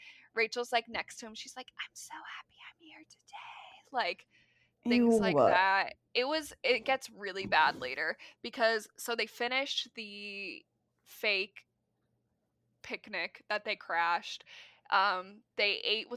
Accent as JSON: {"language": "English", "region": "Midwest", "country": "United States", "said": "As a Midwesterner"}